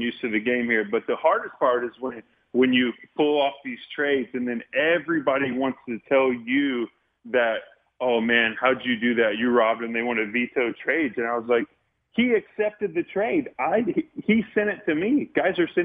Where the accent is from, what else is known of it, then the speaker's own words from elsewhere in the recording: Indiana, United States; Growing up in Indiana